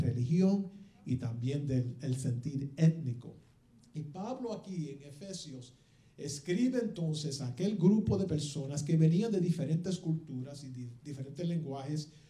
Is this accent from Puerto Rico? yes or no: yes; Puerto Rico; now in United States; yo soy bien, bien boricua